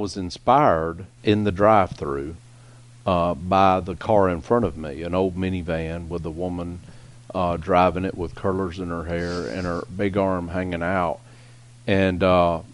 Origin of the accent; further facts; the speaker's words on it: South Georgia, United States; I grew up in Southern Georgia